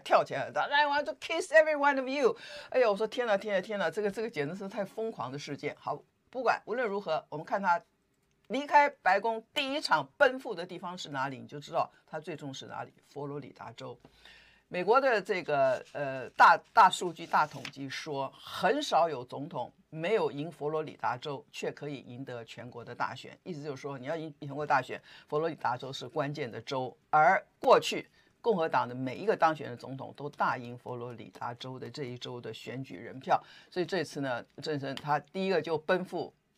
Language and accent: Chinese; Taiwan; 我们台湾人也跟着紧张